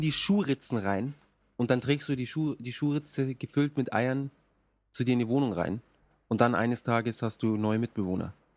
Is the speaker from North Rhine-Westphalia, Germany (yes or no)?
no; Munich, Bavaria, Germany; now in Japan; bei uns in München